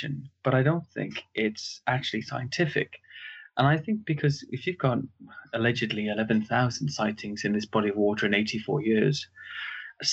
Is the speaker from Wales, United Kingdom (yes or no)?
yes; Cardiff, Wales, United Kingdom; now in Surrey, United Kingdom; I'm from Wales, from Cardiff in South Wales